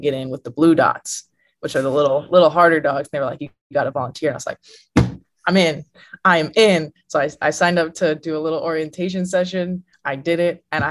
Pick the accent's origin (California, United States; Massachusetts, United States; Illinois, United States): Illinois, United States; moved away as an adult; now in Texas, United States; I'm from Illinois, and I'm in Texas, which is a long ways away.